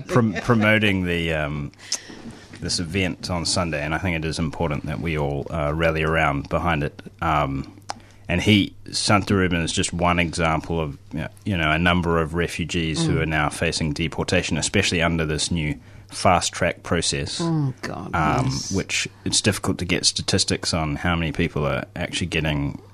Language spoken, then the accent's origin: English; New Zealand; accent: Kiwi; I'm actually from New Zealand